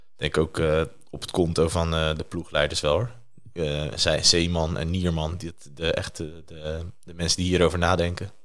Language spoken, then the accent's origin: Dutch; Netherlands; als Nederlander